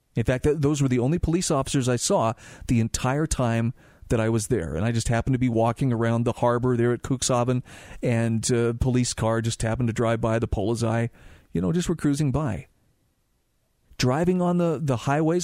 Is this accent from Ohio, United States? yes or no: no; Salt Lake City, Utah, United States; I grew up in Salt Lake City